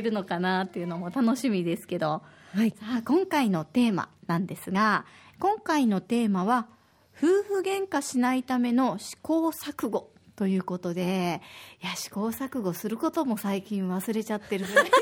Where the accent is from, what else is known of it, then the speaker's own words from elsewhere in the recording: Osaka, Japan; now in Okinawa, Japan; 私は大阪の出身